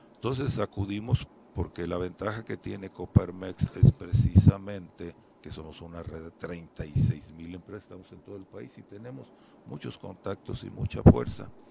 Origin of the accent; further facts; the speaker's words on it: Cuautla, Morelos, Mexico; yo soy de Cuautla